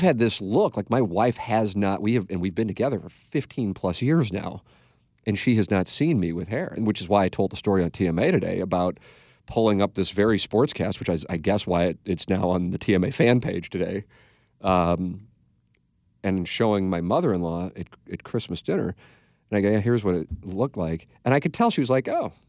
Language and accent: English; St. Louis, Missouri, United States; moved away as an adult; also born or lived in Little Rock; go work in my hometown